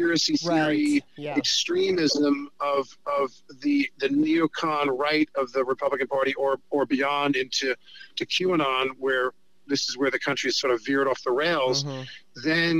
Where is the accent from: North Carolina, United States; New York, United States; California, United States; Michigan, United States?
New York, United States; I'm a New Yorker who's a Hollywood liberal